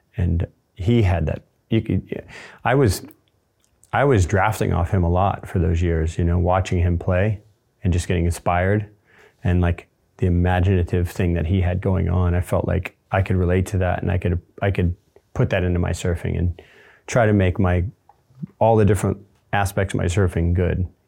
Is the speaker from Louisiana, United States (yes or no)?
no; Space Coast, Florida, United States; I grew up on the Space Coast